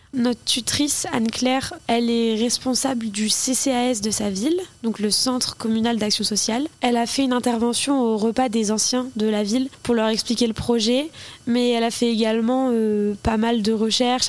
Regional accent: Flers, Normandy, France; moi je suis née à Flair

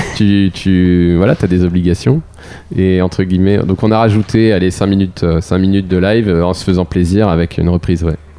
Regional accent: Pont-d'Ouilly, Normandy, France; dans mon patelin à Pondouy

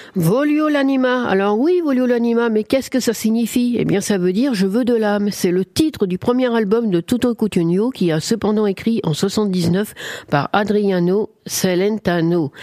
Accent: France; chez nous, en France

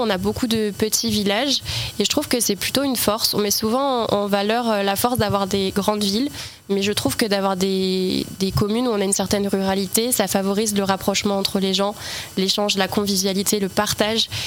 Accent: L'Aigle, Normandy, France; Je suis originaire de Normandie, j'ai grandi en campagne

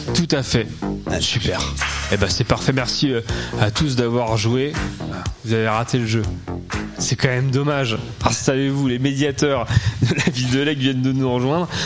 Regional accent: Caen, Normandy, France; je suis de Caen

